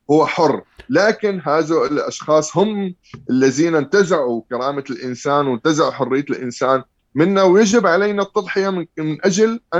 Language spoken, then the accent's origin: Arabic; Syria; الانتصار انه انا حاليا عم احكي بحقوق الانسان وانا سوري خلصت من عبوديه بشار الاسد وحافظ الاسد وحزب البعث